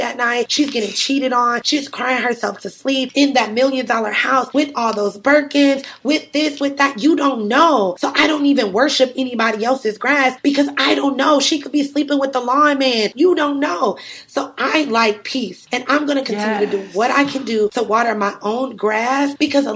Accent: Cleveland, Ohio, United States; moved away as an adult; also born or lived in Atlanta, Georgia / New York City; I'm originally from Cleveland, Ohio

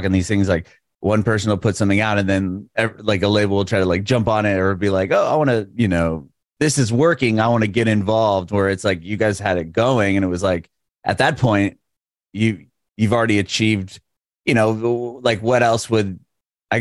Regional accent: San Diego, California, United States; I grew up in San Diego

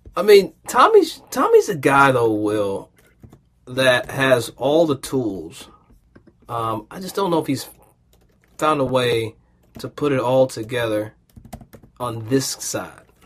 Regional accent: Versailles, Kentucky, United States; I grew up in a place called Versailles, Kentucky

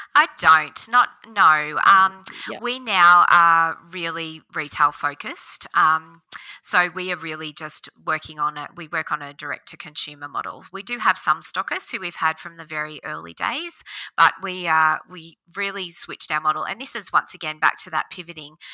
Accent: Oberon, New South Wales, Australia; also born or lived in Bathurst / Sydney; I grew up in Oberon on a, um, a sheep farm

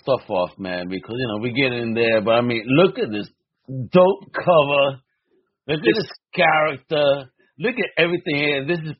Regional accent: United States; As an American

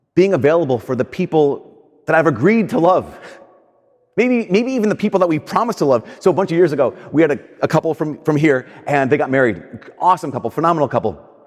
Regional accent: United States; I'm an American.

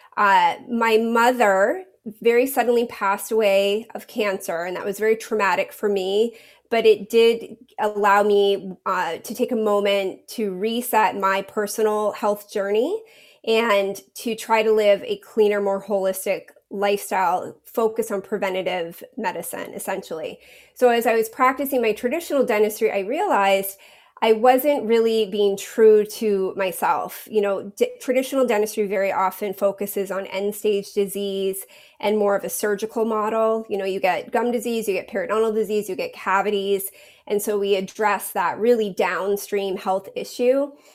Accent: New England, Maine, United States; moved away as an adult; I I grew up in New England in Maine

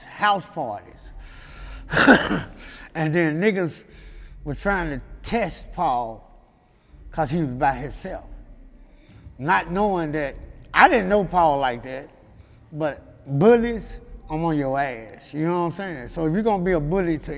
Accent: Memphis, Tennessee, United States; I was from South Memphis, but I was staying in North Memphis

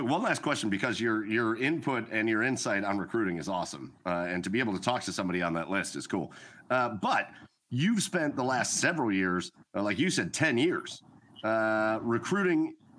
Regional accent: Cleveland, Ohio, United States; Which we're from Cleveland.

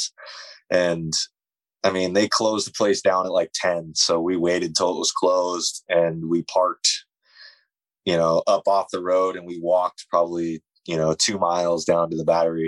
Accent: Warrenton, Oregon, United States; there's a town between Seaside and Astoria called Warrenton, which is actually a town I grew up

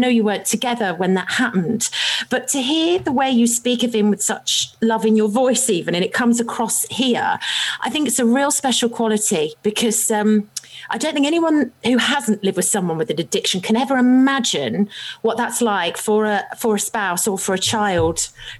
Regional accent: United Kingdom

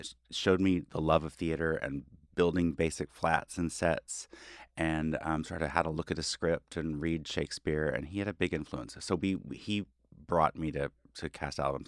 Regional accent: Fayetteville, Arkansas, United States; moved away as an adult; also born or lived in Los Angeles; now in New York, United States; in Arkansas, I grew up in a very

